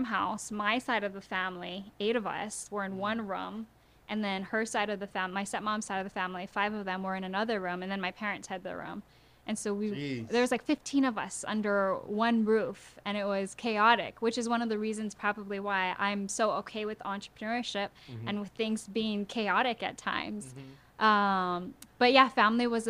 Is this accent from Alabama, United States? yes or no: no; Honolulu, Hawaii, United States; we did go to Kaiser High School, and we were very blessed to be in Hawaii Kai. But we weren't as privileged as people think we were when I tell them I'm from Hawaii Kai